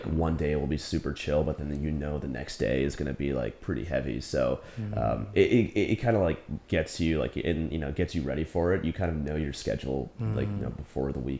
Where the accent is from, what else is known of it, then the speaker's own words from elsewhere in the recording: New Jersey, United States; moved away as an adult; also born or lived in South Korea; I grew up in New Jersey, close to Princeton University